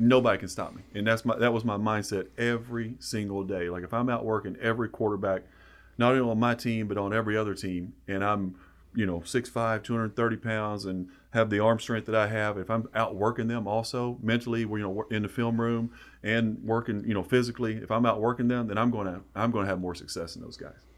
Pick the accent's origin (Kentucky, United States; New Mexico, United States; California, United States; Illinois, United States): Kentucky, United States; Hyden; growing up in East Kentucky